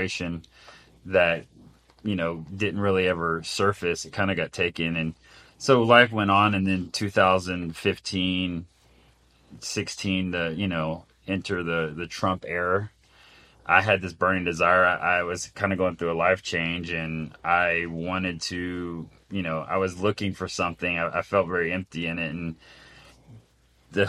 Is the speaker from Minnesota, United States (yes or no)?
no; Dallas, Texas, United States; I was born and raised in Dallas, Texas